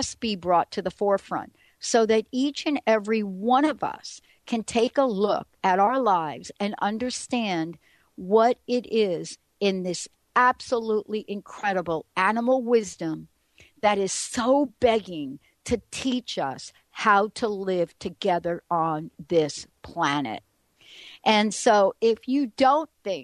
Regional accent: New York City, New York, United States; moved away; I'm a girl from the Bronx. I grew up in a place where there is not much grass

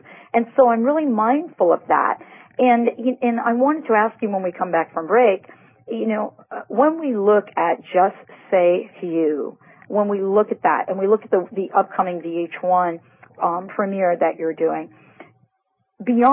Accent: New York City, New York, United States; my hometown, New York City

